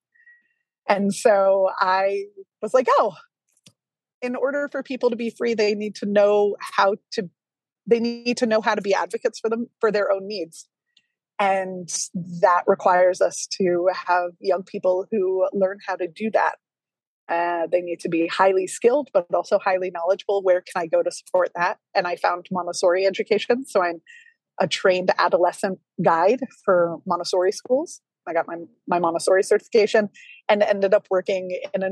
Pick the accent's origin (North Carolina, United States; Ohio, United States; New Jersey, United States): New Jersey, United States; I grew up in New Jersey.